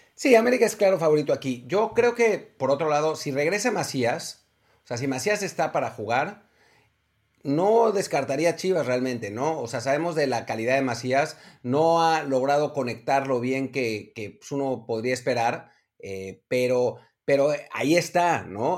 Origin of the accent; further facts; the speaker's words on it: Jiutepec, Morelos, Mexico; de mi pueblo, literalmente de mi pueblo, de Jutepec, Morelos